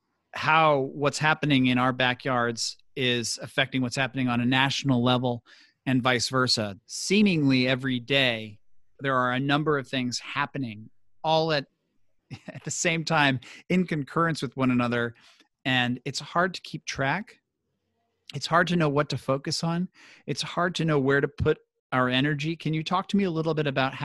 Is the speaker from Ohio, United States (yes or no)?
no; St. Louis, Missouri, United States; St. Louis, Missouri, my hometown.